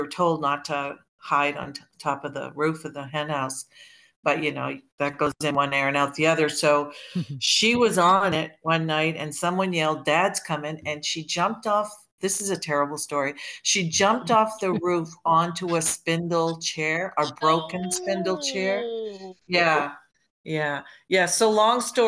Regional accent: Maine, United States; now in Toronto, Canada; I grew up in Maine and they all live in Maine.

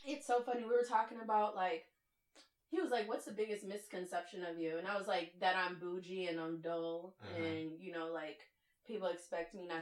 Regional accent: Minnesota, United States; now in Houston, United States; I'm originally from Midwest, from where? Minnesota

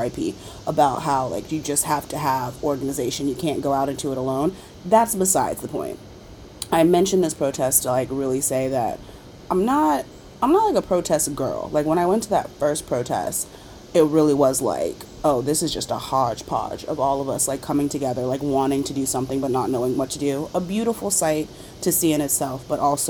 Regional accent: North Charleston, South Carolina, United States; moved away as an adult; Walter Scott was murdered on camera by a cop in my hometown

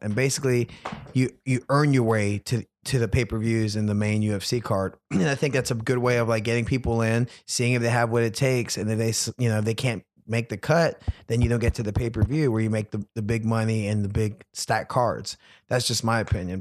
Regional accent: Louisiana, United States; I lived, I grew up in Louisiana

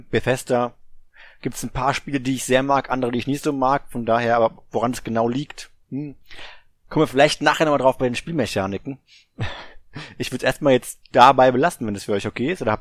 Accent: Germany; Hör ich da ein kleines Mimimi? Ja, ich bin Deutscher.

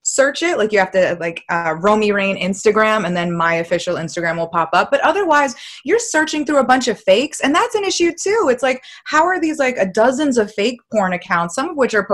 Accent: Massachusetts, United States; I'm from Massachusetts.

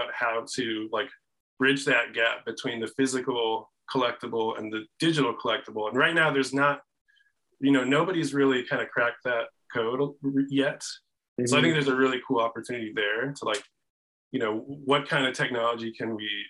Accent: Chicago, Illinois, United States; moved away as an adult; also born or lived in Oakland, California; I'm from Chicago originally, but I moved out there for a job

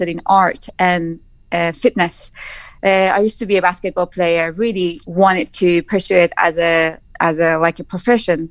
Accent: Tabriz, East Azerbaijan, Iran; English is a second language; moved away as an adult; also born or lived in Mashhad; now in United Kingdom; I was born in Tabriz and raised in Tabriz and then moved to Mashhad

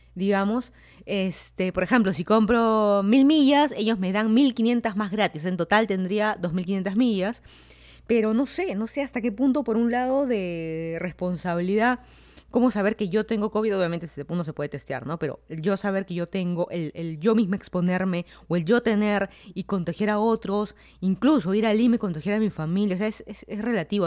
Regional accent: Lima, Peru; moved away as an adult; also born or lived in Miami, United States / Fairfax County, Virginia, United States; now in Virginia, United States; yo soy de Lima, Perú. Me mudé a Estados Unidos ya hace casi cuatro años

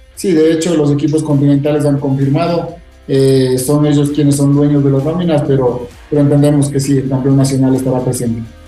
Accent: Quito, Pichincha, Ecuador; yo soy quiteño

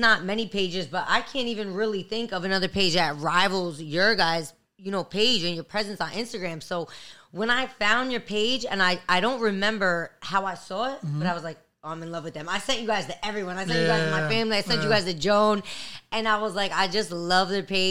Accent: New Jersey, United States; Jersey, born and raised in Jersey

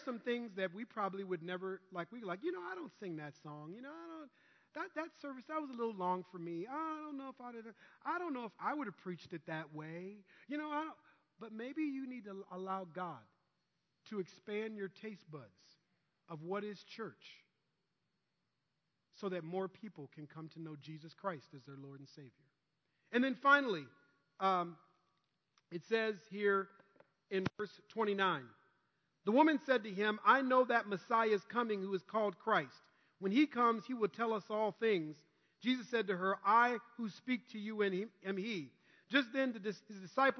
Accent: Minnesota, United States; growing up in Minnesota

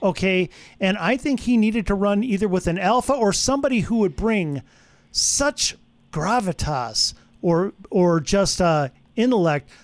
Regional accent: Wisconsin, United States; moved away; I'm from Wisconsin, so I'm a Packer fan

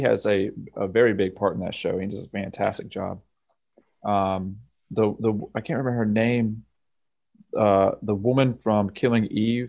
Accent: the South, United States; accent: Southern; No, J-ing. Oh, no, I'm sorry. That's my Southern accent.

